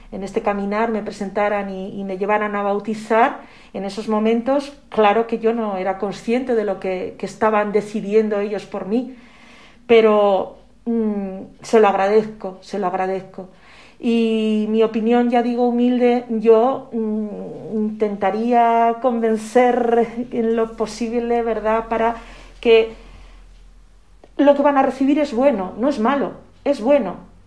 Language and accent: Spanish; Zaragoza, Aragon, Spain; also born or lived in Calatayud; Yo soy de Zaragoza, eh, nací en Zaragoza, pero en esa época cuando me tocó eh, cumplir los siete años y recibir el sacramento de la comunión, en ese momento vivíamos en Calatayud, un pueblecito que, se conoce eh, a nivel nacional.